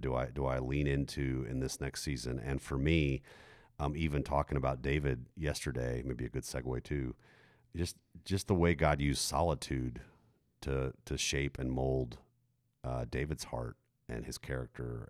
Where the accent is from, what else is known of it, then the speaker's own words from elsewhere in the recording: Germany; moved away; I grew up in Germany